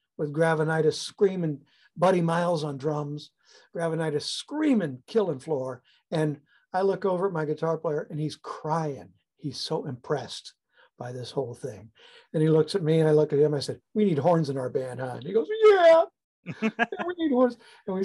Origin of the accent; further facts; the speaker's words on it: Fairfield, California, United States; I was born and raised in Suisun, Fairfield, California, which is equidistant between San Francisco and Sacramento